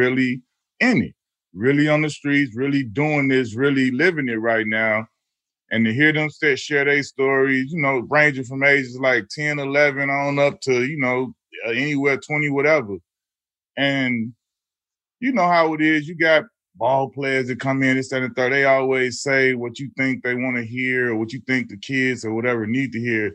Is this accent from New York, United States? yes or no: no; Chicago, Illinois, United States; as a Chicagoan